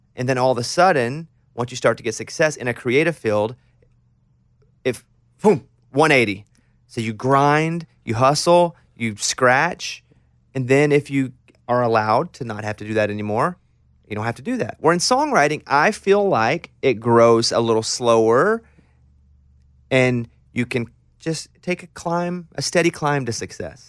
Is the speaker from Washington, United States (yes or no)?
no; Arkansas, United States; now in Nashville, United States; growing up in Arkansas, ten years before I did